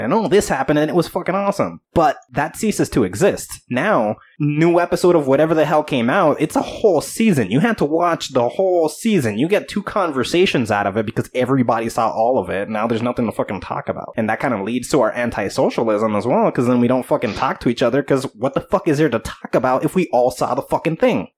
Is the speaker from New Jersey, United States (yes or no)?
yes; New Jersey, United States; I am come from Jersey, dude. Everybody swears they're a rapper over here